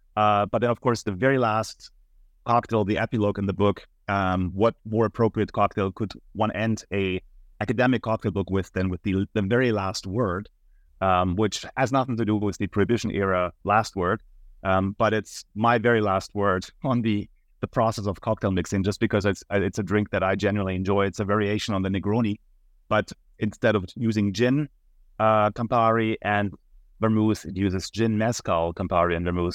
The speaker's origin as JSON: {"language": "English", "town": "Munich", "region": "Bavaria", "country": "Germany", "moved": "as an adult", "lives_now": "United States", "said": "I'm originally from Munich, Germany, and that's also where I attended the university"}